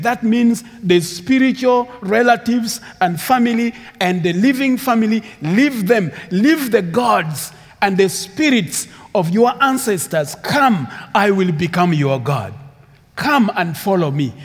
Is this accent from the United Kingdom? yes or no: no; Uganda; English is a second language; also born or lived in Sudan; My background is Sudanese, but I grew up in Uganda